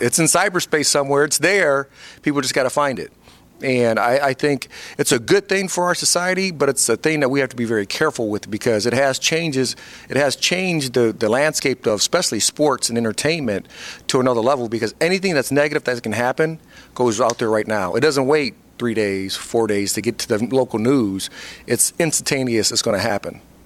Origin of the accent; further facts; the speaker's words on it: Fort Wayne, Indiana, United States; moved away as an adult; I had my own foundation uh, in my hometown in Fort Wayne, Indiana